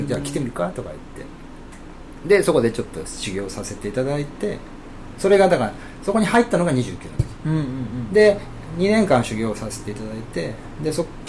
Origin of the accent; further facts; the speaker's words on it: Okayama, Japan; moved away as an adult; also born or lived in Tokyo; 生まれはあの岡山市の国富あのね三沢山のふもと、